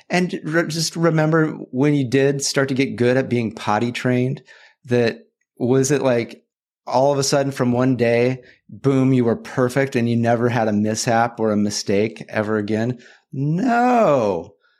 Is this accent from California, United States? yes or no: yes; California, United States; back in my home state of California